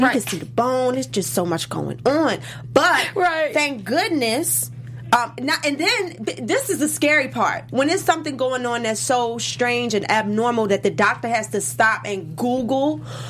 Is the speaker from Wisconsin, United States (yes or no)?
no; Baltimore, Maryland, United States; I'm from Baltimore.